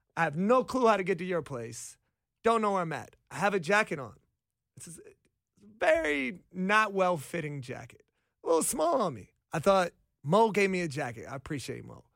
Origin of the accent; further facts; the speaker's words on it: Washington, District of Columbia, United States; also born or lived in Arlington, Virginia; I'm from Arlington, Virginia